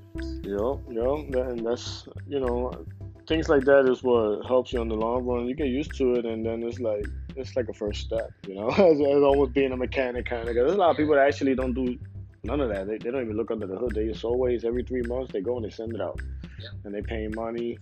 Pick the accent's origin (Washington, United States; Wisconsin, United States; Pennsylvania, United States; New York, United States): Pennsylvania, United States; Philadelphia; I'm from Philadelphia